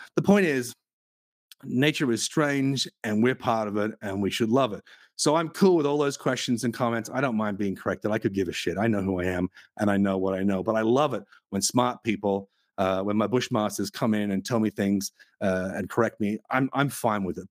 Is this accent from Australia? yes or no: yes; Australia; I come from Australia